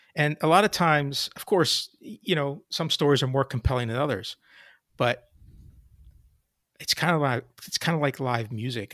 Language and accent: English; Hamilton, New Jersey, United States; also born or lived in suburb of Philadelphia, New Jersey; I grew up in a small town in South Jersey called Hamilton